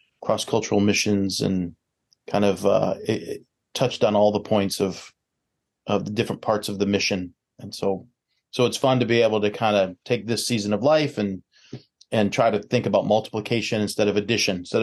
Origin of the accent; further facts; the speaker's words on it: Chicago area, Illinois, United States; I am a native from the Chicago area. So grew up about 20 miles west of downtown Chicago